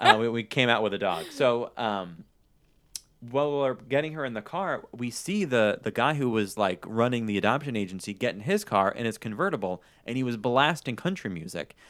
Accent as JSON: {"language": "English", "region": "New York", "country": "United States", "moved": "yes", "said": "I'm originally from New York"}